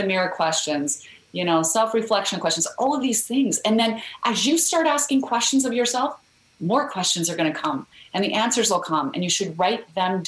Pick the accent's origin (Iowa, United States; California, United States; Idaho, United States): Idaho, United States; I grew up in Idaho where we have a lot of potatoes, but no mangoes